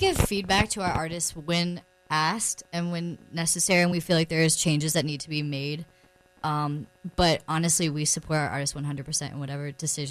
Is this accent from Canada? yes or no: no; Raleigh-Chapel Hill area, North Carolina, United States; we're both from the Raleigh-Chapel Hill area.